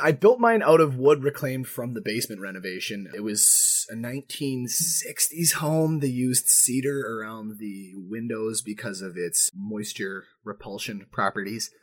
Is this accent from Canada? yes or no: yes; Manitoba, Canada; accent: Manitoba; I'm from Manitoba